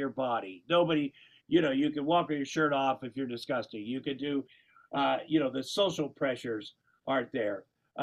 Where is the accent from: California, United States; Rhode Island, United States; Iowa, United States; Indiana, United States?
Iowa, United States; I grew up in Tomo, Iowa